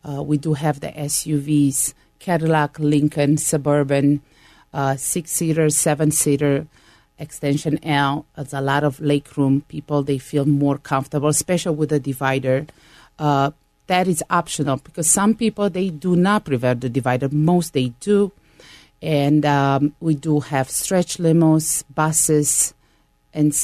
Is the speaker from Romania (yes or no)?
yes; Romania; now in United States; I'm an immigrant from Romania